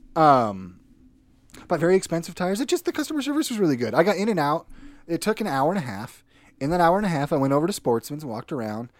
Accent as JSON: {"language": "English", "region": "northern Minnesota", "country": "United States", "also_born_or_lived": "Idaho", "moved": "yes", "said": "I'm originally from northern Minnesota"}